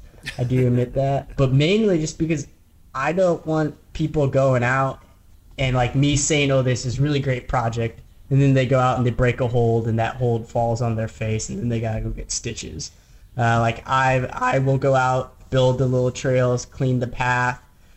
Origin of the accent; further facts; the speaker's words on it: Midwest, United States; And growing up in the Midwest, there's some world-class bouldering and people just don't go to it because it's in the Midwest.